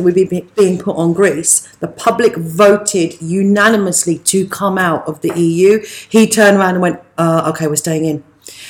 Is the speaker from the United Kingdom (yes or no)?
yes; United Kingdom; Because you're so used to going, here's my passport, I'm a Brit.